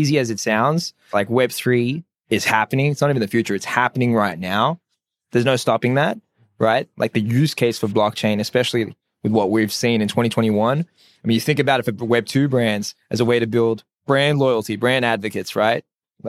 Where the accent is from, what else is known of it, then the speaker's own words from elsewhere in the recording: Sydney, New South Wales, Australia; I was born and raised in Sydney. Ethnic background is Assyrian.